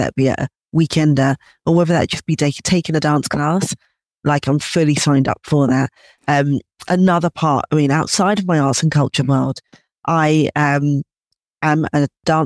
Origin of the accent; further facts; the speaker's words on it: London, United Kingdom; growing up in London